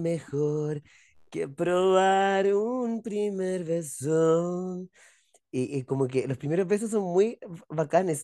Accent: Chile; Nosotros somos bastante chilenos

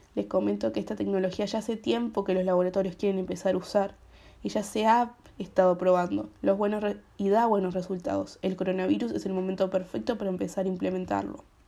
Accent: Uruguay; las vacunas del COVID que hay en mi país, Uruguay

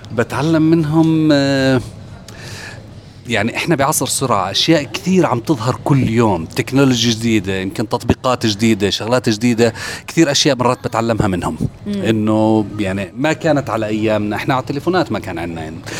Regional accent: Jordan; moved away; عندنا في الاردن

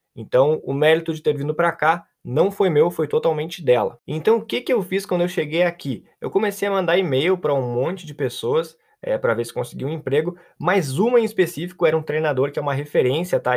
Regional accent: Pelotas, Rio Grande do Sul, Brazil; now in Europe; Eu sou de Pelotas

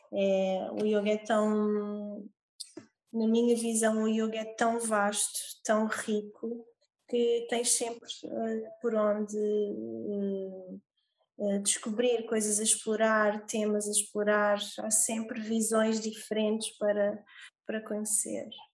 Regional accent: Olhão, Algarve, Portugal; sou do Algarve, em Portugal, Olhão, mais precisamente

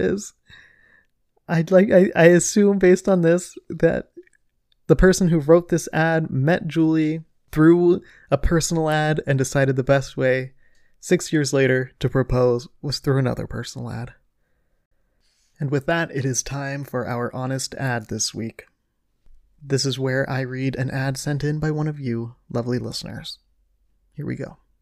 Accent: Ohio, United States; I'm from Ohio

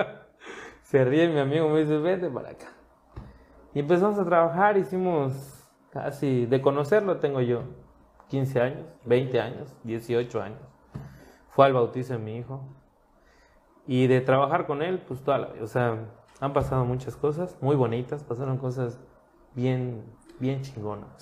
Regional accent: Cancún, Quintana Roo, Mexico; also born or lived in Puerto Morelos; Yo soy cancunense

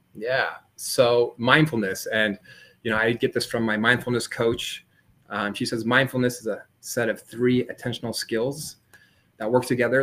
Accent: San Diego, California, United States; I grew up in San Diego, California.

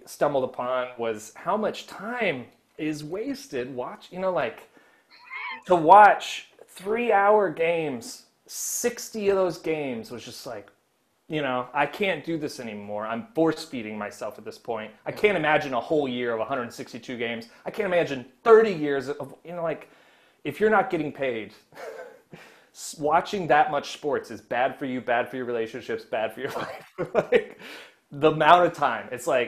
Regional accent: Missouri, United States; moved away as an adult; also born or lived in New York; growing up in Missouri, Grandpa was a big Cardinals fan

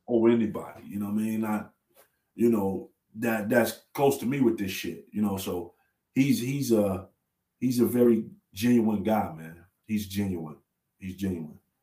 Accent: Chicago, Illinois, United States; I'm from Chicago

